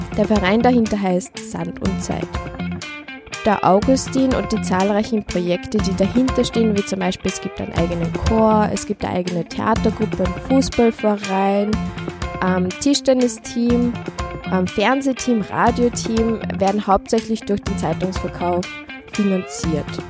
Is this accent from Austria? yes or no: yes; Upper Austria, Austria; moved away as an adult; now in Vienna, Austria; ich komme aus Oberösterreich